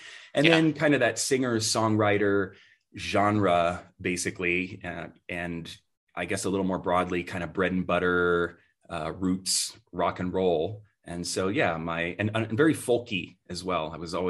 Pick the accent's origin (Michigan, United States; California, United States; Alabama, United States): California, United States; also born or lived in Idaho; I grew up in part in California and then in part in Idaho, and there was such a California came first.